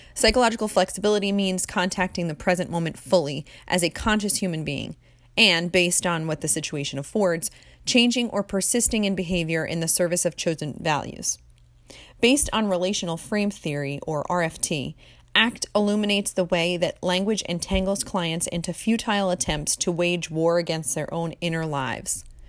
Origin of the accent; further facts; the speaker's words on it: Jersey Shore, New Jersey, United States; also born or lived in Hawaii; I was born and raised on the Jersey Shore